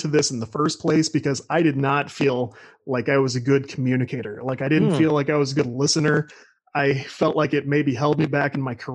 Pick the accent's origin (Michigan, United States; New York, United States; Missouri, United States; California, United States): Missouri, United States; St. Louis; I'm from Greater St. Louis, Missouri